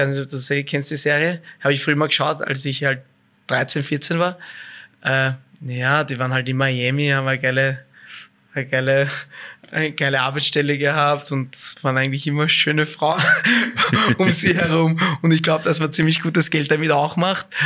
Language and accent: German; Vienna, Austria; Als Wiener, sorry, ich bin noch immer Wiener, muss ich einfach sagen, beides.